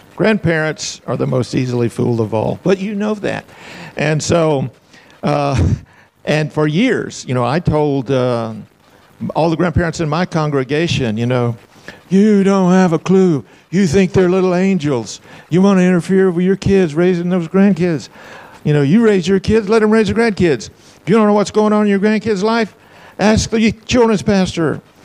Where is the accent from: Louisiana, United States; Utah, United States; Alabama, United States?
Alabama, United States; Huntsville; I'm from Huntsville.